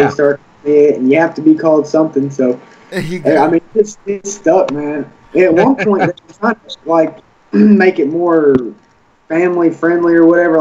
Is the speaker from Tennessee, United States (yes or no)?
no; Cabot, Arkansas, United States; now in Searcy, United States; I'm from Cabot, Arkansas